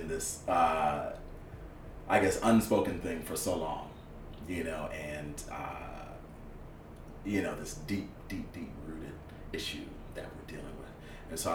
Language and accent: English; Rochester, New York, United States; moved away as an adult; now in Atlanta, United States; I'm from Rochester, New York. But I traveled to the South for school